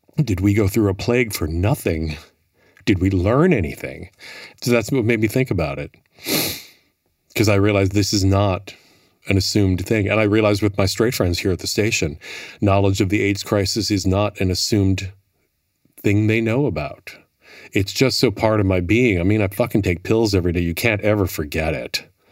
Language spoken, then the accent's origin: English; Milwaukee, Wisconsin, United States; moved away as an adult; also born or lived in Minneapolis; now in New York, United States; born and raised Milwaukee